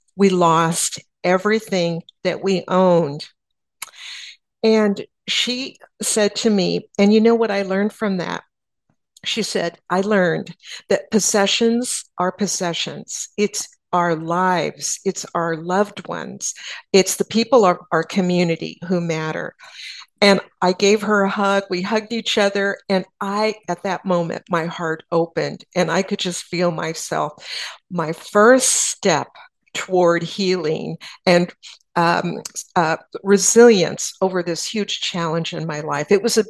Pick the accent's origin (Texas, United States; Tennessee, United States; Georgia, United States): Texas, United States; San Antonio; "Where are you from?" And I said, "San Antonio."